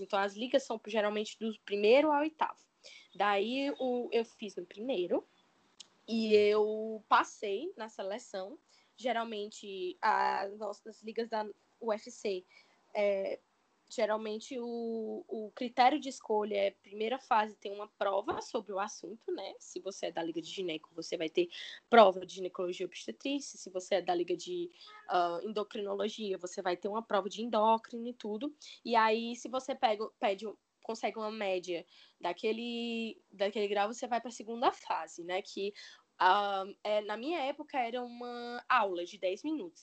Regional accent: Fortaleza, Ceará, Brazil; Desde criança, eu sou de Fortaleza, não é? E eu nunca me mudei

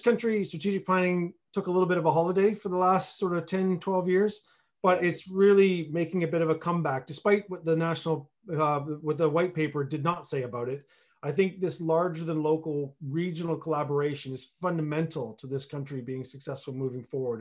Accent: Canada; moved away as an adult; now in Berkshire, United Kingdom; I'm originally from Canada. Uh, I've been in this country for, uh, almost twenty-one years now

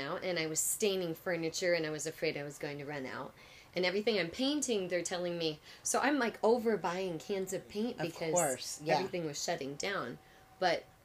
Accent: Six Lakes, Michigan, United States; I grew up in Six Lakes, Michigan

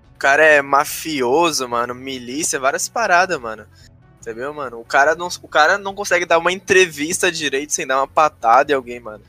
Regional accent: Rio Grande do Sul, Brazil; sou do Rio Grande do Sul, tenho 19 anos.

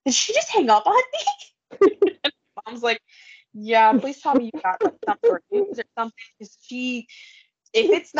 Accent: Illinois, United States; we're from Illinois

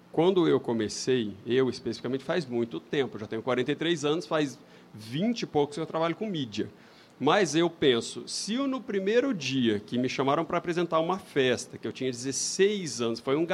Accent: São Paulo, Brazil; Não, eu sou de São os... Paulo, eu não tenho sotaque.

